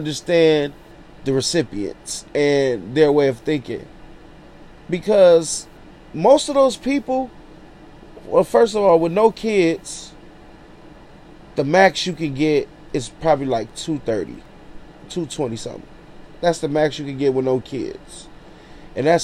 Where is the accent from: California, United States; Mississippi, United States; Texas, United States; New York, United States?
California, United States; Los Angeles; straight out of Watts, all my life, 32 years old